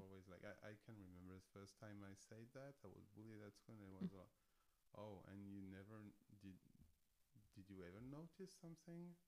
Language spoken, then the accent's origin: English; France; moved away as an adult; now in Berlin, Germany; I come from France, obviously. Uh, I've been in Berlin for over 15 years